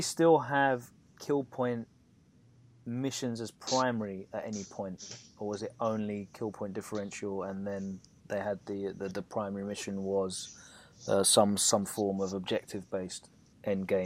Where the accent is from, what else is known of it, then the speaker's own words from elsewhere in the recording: United Kingdom; as a Brit sort of viewing from afar